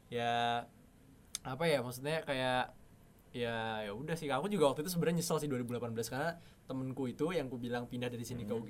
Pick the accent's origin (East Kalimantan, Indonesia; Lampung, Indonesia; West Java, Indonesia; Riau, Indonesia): East Kalimantan, Indonesia; Balikpapan; moved away as an adult; now in Yogyakarta, Indonesia; kan aku dari Balikpapan deh ya soalnya. Hmm maksudnya kayak aku kan dulu tujuh tahun di Jogja terus habis itu uh, pindah ke Balikpapan habis gempa terus 10 tahun di sana sampai lulus SMA